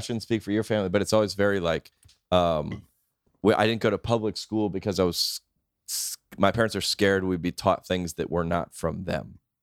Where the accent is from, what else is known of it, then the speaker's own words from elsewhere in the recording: Lilburn, Georgia, United States; I was born in Lilburn, Georgia.